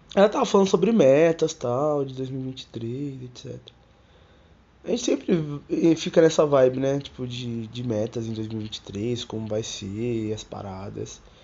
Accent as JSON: {"language": "Portuguese", "country": "Brazil", "said": "eu sou brasileiro"}